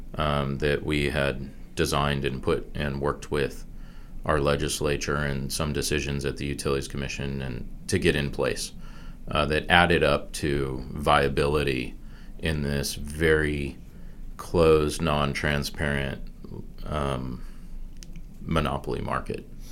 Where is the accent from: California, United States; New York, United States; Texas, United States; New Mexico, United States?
California, United States; San Diego; moved away as an adult; also born or lived in Wisconsin / Washington, D.C.; now in North Carolina, United States; born in Wisconsin, but I grew up in San Diego, California, and then went to school in D.C.